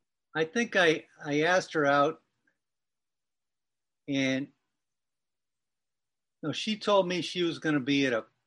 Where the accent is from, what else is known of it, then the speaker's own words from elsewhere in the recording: Massachusetts, United States; accent: Boston; also born or lived in New Hampshire; But I was born in New Hampshire and raised in Massachusetts. So I had a pretty heavy Boston accent when I was living there.